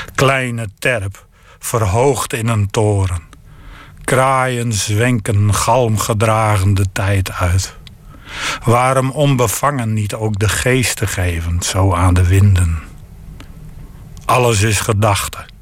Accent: the region around Saaksum, Groningen, Netherlands; de streek waar ik vandaan kom

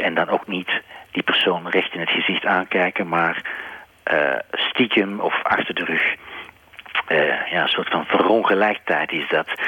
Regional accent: Belgium; mijn vaderland, België

